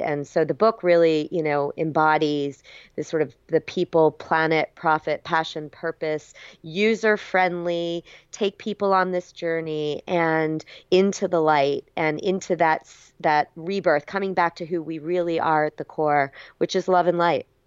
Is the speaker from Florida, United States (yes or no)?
yes; South Florida, United States; moved away as an adult; also born or lived in Berkeley, California; I grew up in South Florida, but, you know, headed out to U C Berkeley